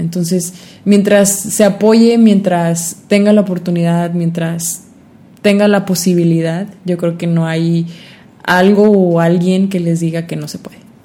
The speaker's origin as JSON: {"language": "Spanish", "country": "Mexico", "said": "como mexicanos"}